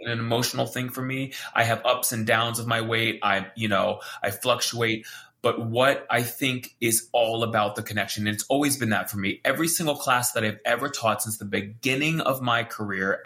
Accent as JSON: {"language": "English", "region": "Hawaii", "country": "United States", "said": "I'm from Hawaii"}